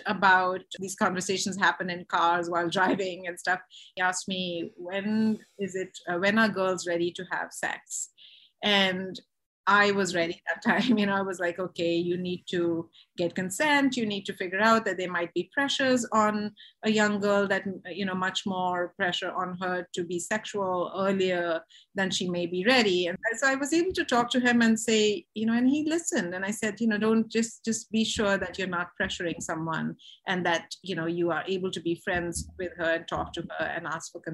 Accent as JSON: {"language": "English", "country": "India", "tie": "born or raised there", "moved": "yes", "said": "I was raised in India, where there's such a culture of shame and silence around sexuality and sex"}